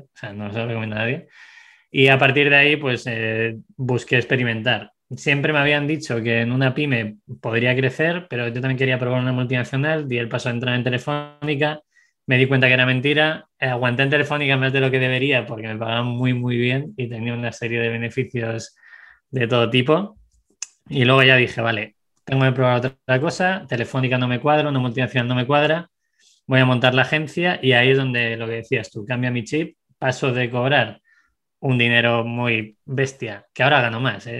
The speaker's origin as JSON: {"language": "Spanish", "town": "Segovia", "region": "Castile and León", "country": "Spain", "tie": "born or raised there", "also_born_or_lived": "Madrid", "moved": "yes", "said": "nací en Segovia, eh, luego me fui a Madrid, he vivido en varias partes del mundo"}